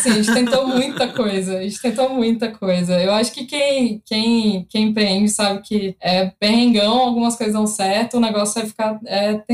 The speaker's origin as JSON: {"language": "Portuguese", "town": "Recife", "region": "Pernambuco", "country": "Brazil", "tie": "born there", "also_born_or_lived": "Belo Horizonte / Campinas", "said": "eu nasci em Recife, nessa época eu morava em BH, por causa do trampo do meu pai, a gente sempre é, mudou."}